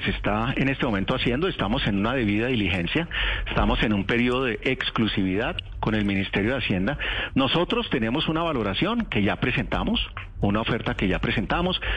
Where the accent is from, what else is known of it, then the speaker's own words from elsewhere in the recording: Colombia; como colombianos